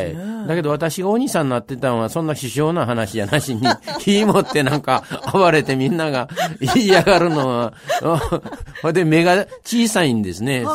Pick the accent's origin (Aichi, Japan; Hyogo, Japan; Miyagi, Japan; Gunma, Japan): Hyogo, Japan; Kobe; 僕ら、あの、お正月も永田神社で過ごしますし